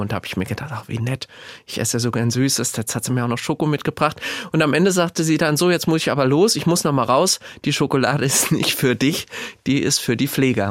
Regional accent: Gelnhausen, Hesse, Germany; also born or lived in Frankfurt; ich bin ein heimatverbundener Mensch. Ich lebe unheimlich gerne im Kinzigtal in Gelnhausen

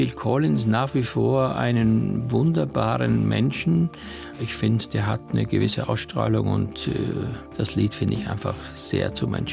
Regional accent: Styria, Austria; wo ich aufgewachsen bin in der Steiermark, womit ich meine ersten Gehversuche gemacht habe

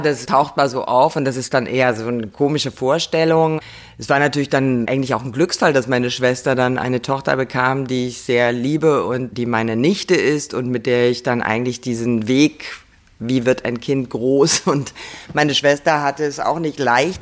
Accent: near Kassel, Hesse, Germany; moved away; Also ich war wirklich sehr verbunden mit dem Ort, wo ich groß geworden bin. Also draußen auf dem Land und dort gab es einen, der heißt Dörnberg. Da konnte man von Weimar aus hinlaufen

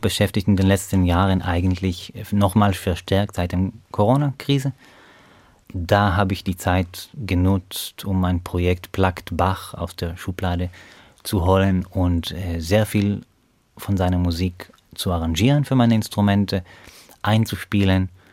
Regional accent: Beersheba, Southern District, Israel; German is a second language; moved away as an adult; now in Hannover, Germany; ich komme aus der Stadt Beersheba im Süden von Israel

